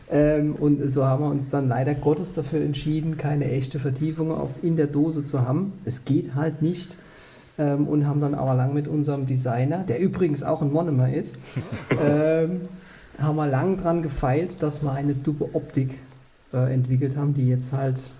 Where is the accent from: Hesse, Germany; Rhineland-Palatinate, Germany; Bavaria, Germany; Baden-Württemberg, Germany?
Rhineland-Palatinate, Germany; Kaiserslautern; auch gebürtiger Pfälzer. Ich komme eher aus der Westpfalz, genauer gesagt Kaiserslautern.